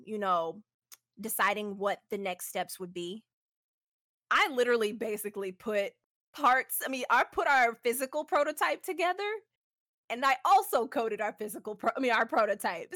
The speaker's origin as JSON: {"language": "English", "town": "Houston", "region": "Texas", "country": "United States", "said": "I'm from Space City"}